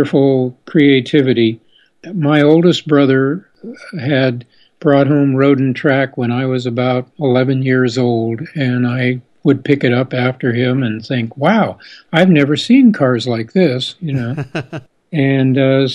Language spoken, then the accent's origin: English; Santa Barbara, California, United States; also born or lived in Buenos Aires, Argentina; moved back to Santa Barbara, which is my hometown